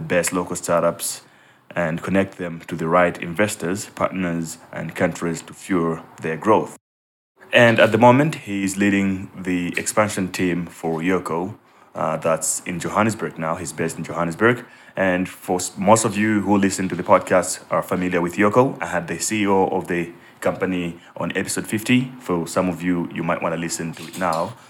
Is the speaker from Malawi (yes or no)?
yes; Malawi; I grew up in Malawi